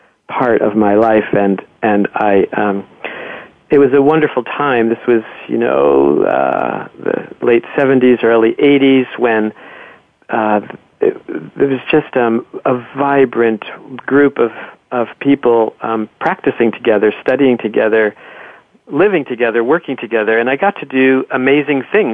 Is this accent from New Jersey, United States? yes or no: yes; New Jersey, United States; I was raised in New Jersey, and I grew up, I feel like, on golf courses and bowling alleys in New Jersey.